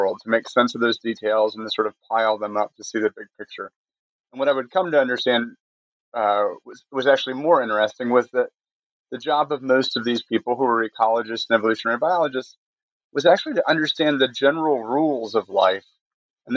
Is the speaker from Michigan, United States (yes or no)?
yes; Michigan, United States; moved away as an adult; also born or lived in Connecticut; now in North Carolina, United States; I grew up in Michigan, went to Kalamazoo College in Western Michigan